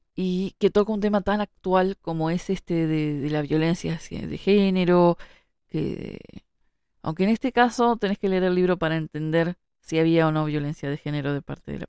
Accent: Montevideo, Uruguay; yo que vivo en Montevideo, que, nací en Montevideo

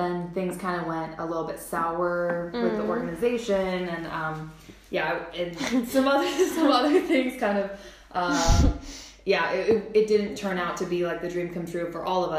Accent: Washington, United States; moved away as an adult; also born or lived in Arizona; now in Germany; So I'm originally from Washington State, which is, the Pacific Northwest of the U.S. And I come from an area that's very beautiful. We have evergreens, ginormous, beautiful greenery, trees everywhere, mountains

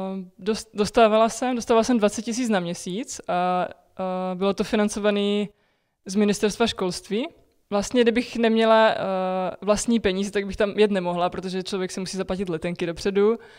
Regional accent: Czechia

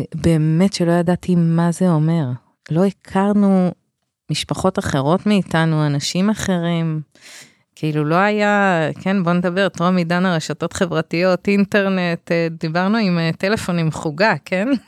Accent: Bnei Brak, Tel Aviv District, Israel; במקום שגדלתי בבני ברק

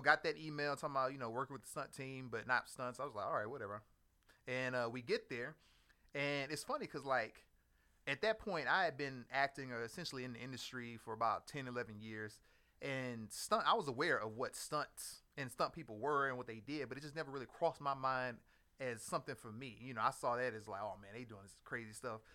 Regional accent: Houston, Texas, United States; moved away as an adult; also born or lived in Maryland / Northern Virginia; I'm originally from Houston, Texas

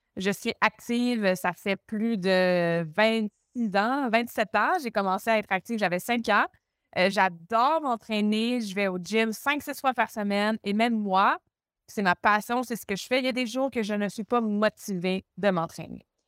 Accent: Montreal, Quebec, Canada; accent: Québécois; moved away; Je viens de Montréal au Québec.

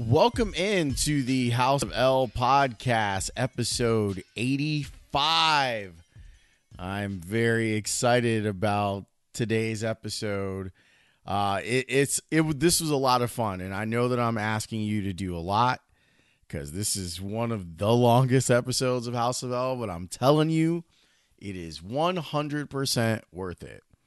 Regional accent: Chicago, Illinois, United States; I'm a kid from the South Side

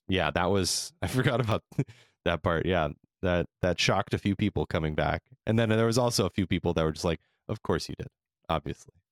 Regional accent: California, United States; I'm from, we're from California

